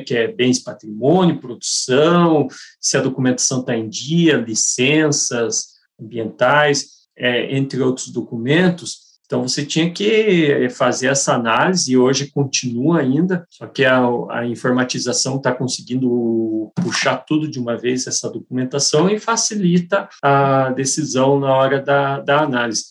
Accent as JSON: {"language": "Portuguese", "town": "Curitiba", "region": "Paraná", "country": "Brazil", "said": "Sou daqui de Curitiba"}